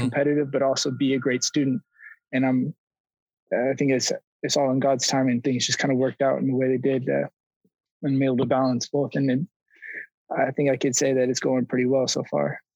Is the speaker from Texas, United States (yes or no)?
no; Roseville, California, United States; moved away as an adult; also born or lived in Los Angeles, United States; now in Miami, United States; I was born and raised in Roseville, California